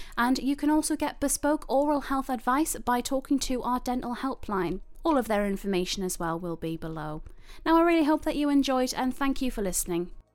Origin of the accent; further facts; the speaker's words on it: Newcastle upon Tyne, North East England, United Kingdom; I'm from Newcastle.